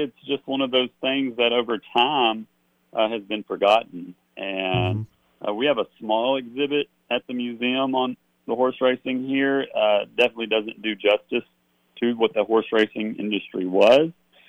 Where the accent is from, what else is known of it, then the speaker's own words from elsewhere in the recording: Gallatin, Tennessee, United States; also born or lived in Hendersonville, Tennessee / Murfreesboro, Tennessee; So I grew up here in Sumner County. I was born in Hendersonville at the hospital there. Lived in Gallatin most of my life. We moved to Gallatin when I was 3, and I made it as far as Murfreesboro for about 4 years, and then came on back home.